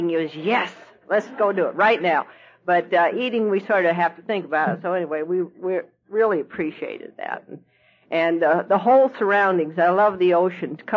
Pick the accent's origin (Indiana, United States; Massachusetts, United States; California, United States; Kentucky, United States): Kentucky, United States; Louisville; I'm from Louisville, Kentucky. Now, Louisville, Kentucky is famous for a lot of things.